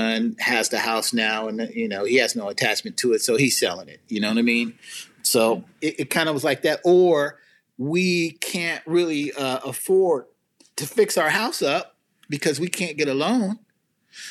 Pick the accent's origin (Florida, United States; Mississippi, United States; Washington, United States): Washington, United States; Seattle; When I grew up in Seattle, I had a wonderful experience in the Black community here